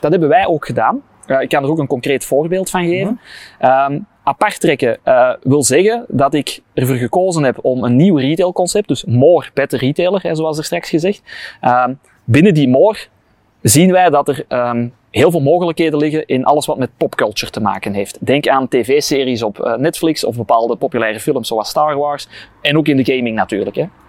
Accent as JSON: {"language": "Dutch", "area": "Kempen", "region": "Flanders", "country": "Belgium", "said": "ik ben ook van de Kempen, dus ik heb wel iets met de Kempen"}